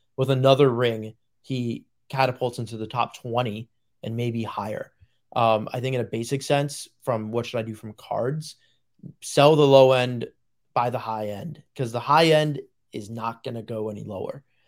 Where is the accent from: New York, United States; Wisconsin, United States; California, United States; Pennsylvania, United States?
New York, United States; Long Island; I'm from Long Island, New York.